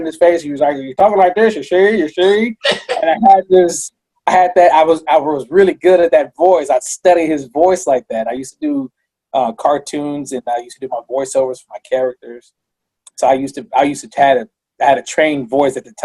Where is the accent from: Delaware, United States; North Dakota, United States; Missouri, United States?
Missouri, United States; I'm not from Kansas. I'm from Missouri